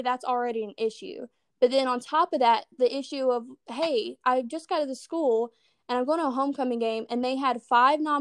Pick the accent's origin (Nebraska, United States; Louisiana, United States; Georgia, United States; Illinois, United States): Georgia, United States; Acworth; also born or lived in Atlanta; I grew up in Ackworth